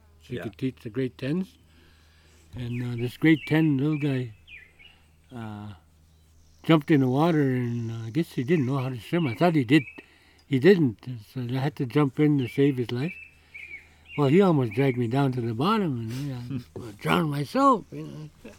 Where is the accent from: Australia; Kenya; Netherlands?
Kenya; And I was just like a little kid. I was like from Kenya.